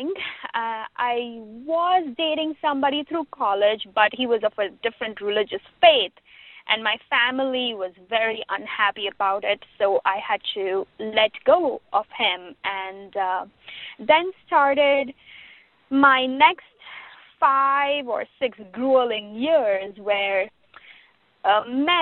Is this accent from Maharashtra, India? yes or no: yes; Mumbai, Maharashtra, India; moved away as an adult; now in Chicago, United States; I come from Bombay